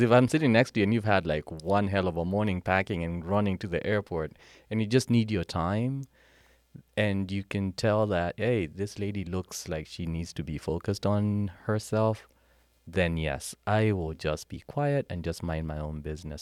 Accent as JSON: {"language": "English", "country": "Kenya", "tie": "born or raised there", "also_born_or_lived": "Charlottesville, Virginia, United States", "accent": "Kenyan", "moved": "as an adult", "lives_now": "United States", "said": "Born and raised in Kenya, came to the U S in nineteen ninety-eight after winning a green card."}